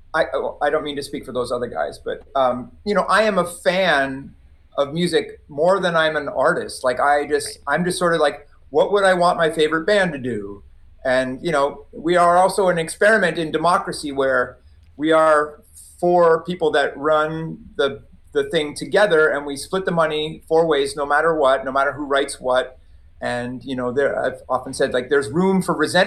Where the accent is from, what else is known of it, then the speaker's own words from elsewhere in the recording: Maritime provinces, Canada; I come from the Maritime Provinces. I was raised Catholic